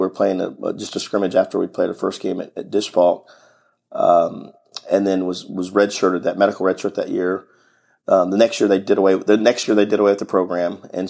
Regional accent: Humble, Texas, United States; now in Round Rock, United States; So, you know, growing up in Humble, just 20 miles north of Houston

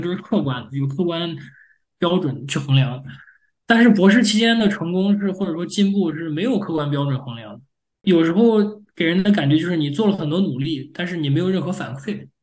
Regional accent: China; moved away as an adult; now in United States; 作为中国人

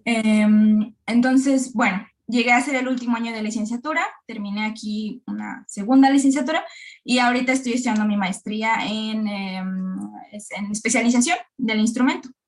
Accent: Querétaro, Mexico; moved away as an adult; now in Belgium; yo soy mexicana, soy, soy de Querétaro.

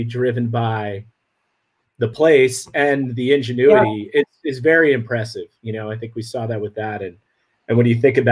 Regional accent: New Jersey, United States; also born or lived in West Village, New York; I grew up in New Jersey

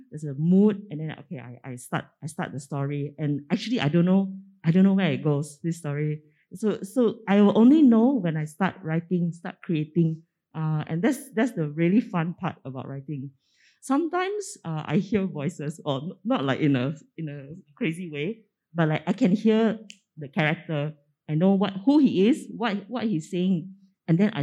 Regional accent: Penang, Malaysia; growing up in Penang

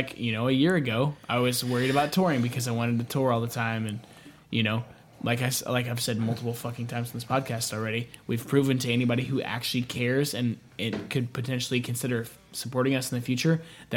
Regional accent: Houston, Texas, United States; We're from Houston.

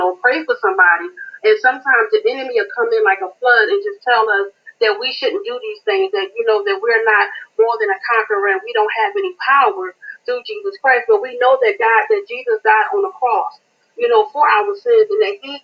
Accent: Greensboro, North Carolina, United States; I'm from Greensboro, North Carolina

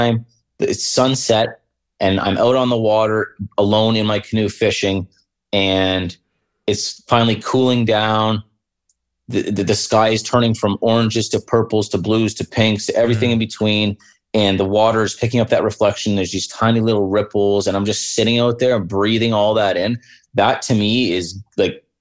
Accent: Windsor, Ontario, Canada; moved away as an adult; now in Sault Ste. Marie, Canada; I grew up in Southern Ontario in Windsor, and it's so close to Detroit that you could literally throw a rock from my house and hit the bridge

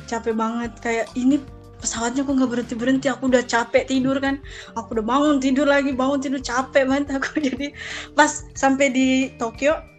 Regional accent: Makassar, South Sulawesi, Indonesia; ke kampung aku dari Makassar nih ya ke kampung itu 8 jam perjalanan

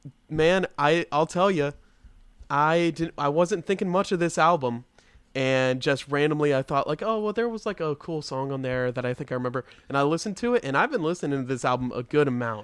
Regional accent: Austin, Texas, United States; My boys from my hometown.

